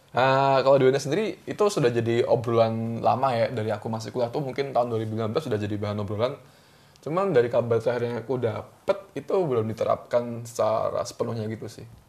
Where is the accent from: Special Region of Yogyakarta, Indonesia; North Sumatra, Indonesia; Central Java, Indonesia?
Central Java, Indonesia; Surakarta; moved away as an adult; also born or lived in Jakarta; kecil di Solo